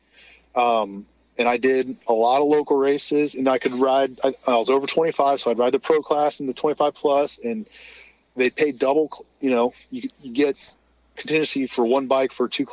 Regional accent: Ohio, United States; I was from Ohio

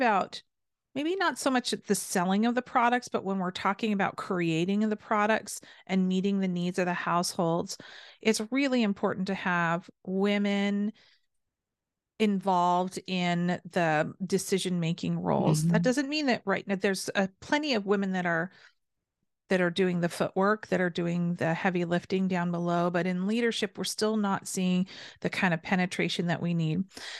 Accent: Seattle, Washington, United States; Seattle. I'm from the Northwest. We're on the opposite ends of the country.

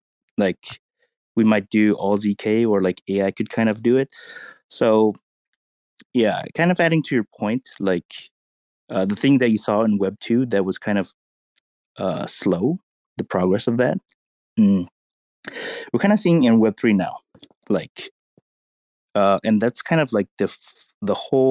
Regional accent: Los Angeles, California, United States; grew up in California. You know, grew up around LA in the Asian enclave

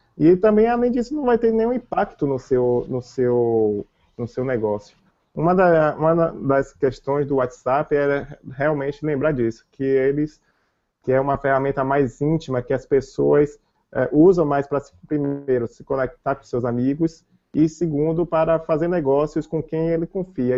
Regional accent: Salvador, Bahia, Brazil; eu sou de Salvador

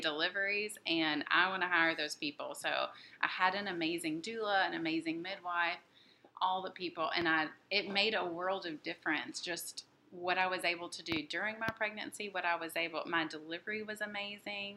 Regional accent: Jackson, Tennessee, United States; moved away as an adult; now in Nashville, United States; I'm from Jackson, Tennessee

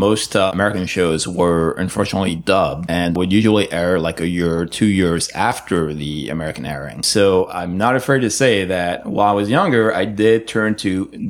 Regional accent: Paris, Île-de-France, France; English is a second language; moved away as an adult; now in Los Angeles, United States; if you detect a slight accent on my end, that is because I am actually from Paris, France, and I moved to the US and LA about 5 years ago.

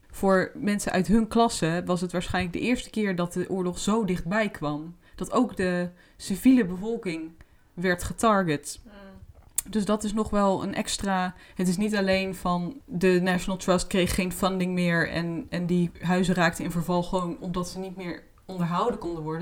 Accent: Netherlands; wij zijn Nederlanders

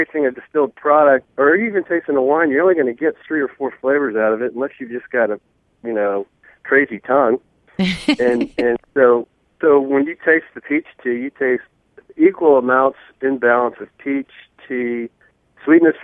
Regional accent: South Louisiana, United States; moved away; also born or lived in South Carolina; I grew up in South Louisiana

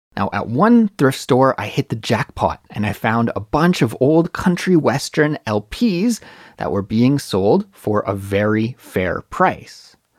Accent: Kelowna, British Columbia, Canada; moved away as an adult; now in Seoul, South Korea; my brother's house in Kelowna, British Columbia, my hometown

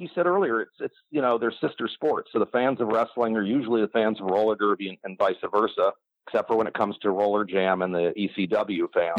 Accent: Los Angeles, California, United States; growing up in Los Angeles, we had the Olympic Auditorium.

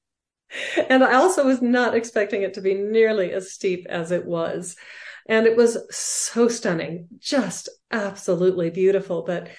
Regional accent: Arizona, United States; The thing about growing up in Arizona, it's very dry here.

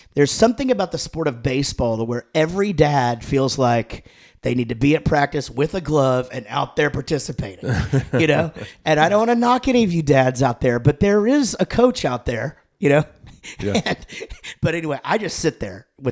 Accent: Wichita Falls, Texas, United States; moved away as an adult; also born or lived in Denton, Texas; now in Prosper, United States; I grew up in Wichita Falls

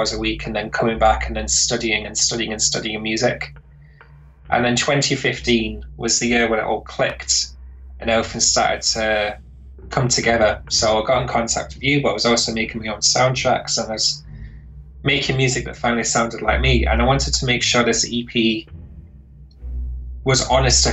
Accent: Lancaster, North West England, United Kingdom; moved away as an adult; also born or lived in Glasgow, Scotland; I moved from Lancaster in Northern England to Glasgow in Scotland

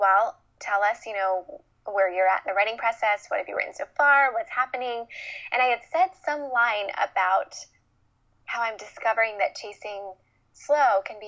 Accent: Midwest, United States; moved away as an adult; also born or lived in Los Angeles; I was born and raised in the Midwest

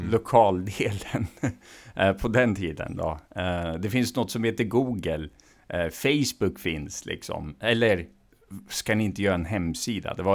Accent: Iran; Swedish is a second language; now in Sweden; Ja, det gör det i form av att jag också var tvungen i form av att vi var politiska flyktingar från Iran. Där, oavsett vad jag ville eller inte så tas man från sin kontext och kultur rakt i en annan

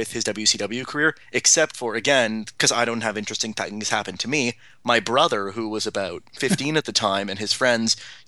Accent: Toronto, Ontario, Canada; I'm a Canadian. I'm born and raised in Toronto

